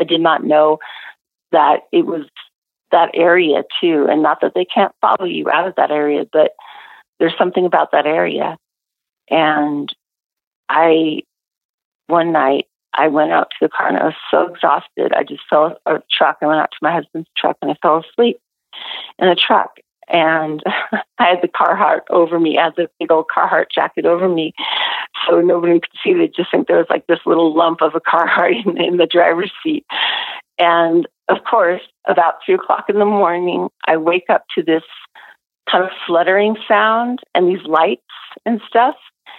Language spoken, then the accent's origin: English; Pacific Northwest, United States; I grew up in the Northwest, and yeah, we're very familiar over here